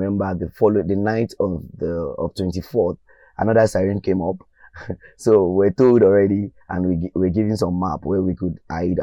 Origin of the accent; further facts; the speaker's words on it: Ogun State, Nigeria; moved away as an adult; also born or lived in Kyiv, Ukraine; that's where I was born and I grew up in Ogun State.